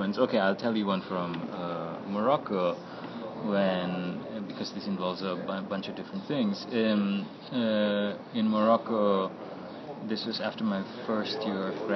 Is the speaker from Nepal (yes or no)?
yes; Nepal; moved away; I was from Nepal